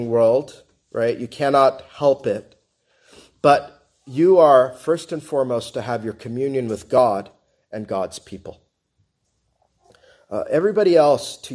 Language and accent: English; United States; I'm an American